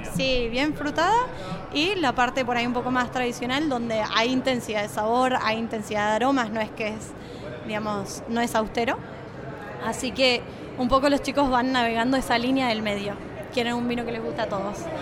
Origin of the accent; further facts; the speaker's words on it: Argentina; accent: Mendoza tonada; also born or lived in Napa, California, United States / Buenos Aires / Mendoza; Crecí acá en Argentina, estudié y cuando terminé de estudiar yo trabajaba de sommelier